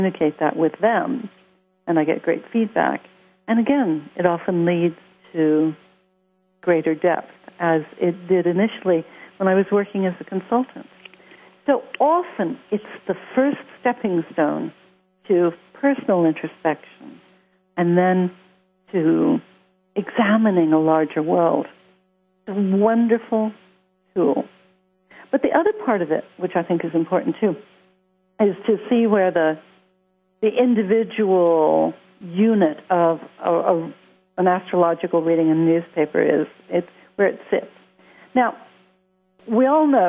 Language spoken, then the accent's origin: English; Los Angeles, California, United States; accent: American; now in London, United Kingdom; I grew up in Hollywood. Yes, I live in London, but I have an American accent because I grew up in the States.